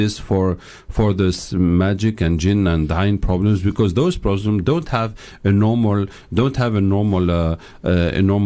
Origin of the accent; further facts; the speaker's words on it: Tunisia; moved away as an adult; also born or lived in England / France; I grew up in Tunisia and England.